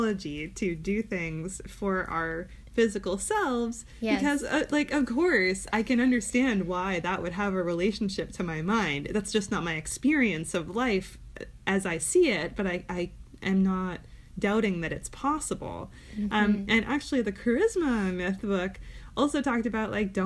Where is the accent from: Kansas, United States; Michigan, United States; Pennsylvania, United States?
Michigan, United States; Ann Arbor; I grew up in Ann Arbor